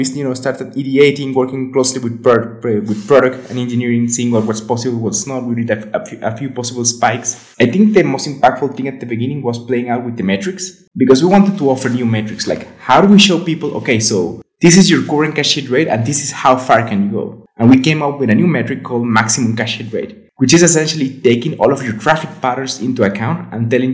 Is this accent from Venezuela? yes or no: yes; Venezuela; now in Guadalajara, Mexico; I'm from Venezuela, but I'm living in Mexico, in Guadalajara specifically.